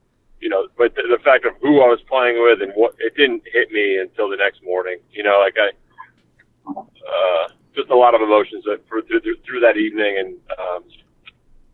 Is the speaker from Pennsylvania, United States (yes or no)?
yes; Pennsylvania, United States; my hometown in Pennsylvania